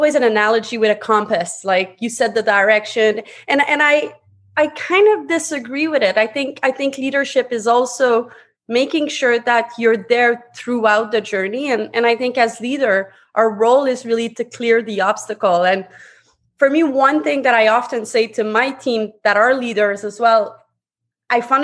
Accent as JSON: {"language": "English", "town": "Montreal", "region": "Quebec", "country": "Canada", "tie": "born or raised there", "second_language": "English", "moved": "as an adult", "lives_now": "Toronto, Canada", "said": "English is my second language. I'm actually born and raised out of Quebec, Montreal. I'm now living in Toronto."}